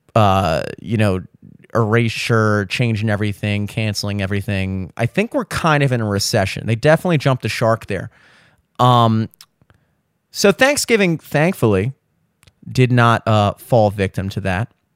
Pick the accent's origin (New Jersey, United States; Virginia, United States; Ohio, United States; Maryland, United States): Maryland, United States; Baltimore; I grew up in Maryland, Baltimore area